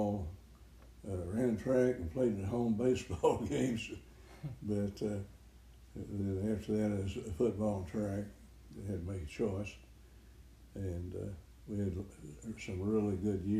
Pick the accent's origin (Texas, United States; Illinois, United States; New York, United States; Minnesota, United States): Texas, United States; Texas Panhandle, United States; I grew up in Texas Panhandle